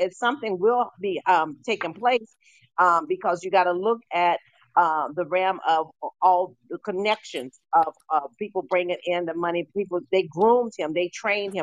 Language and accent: English; Seattle, Washington, United States; I'm from being from Seattle